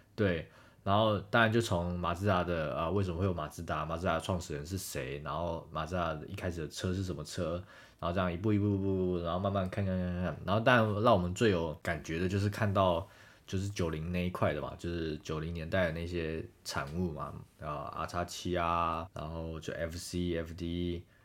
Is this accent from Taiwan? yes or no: yes; Taiwan; 我们是台湾来的嘛